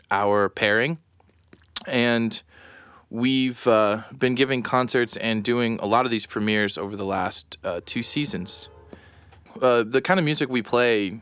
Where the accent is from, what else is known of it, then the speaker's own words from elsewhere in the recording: South Florida, United States; now in Rochester, United States; I currently live in Rochester, New York, but I'm originally from South Florida.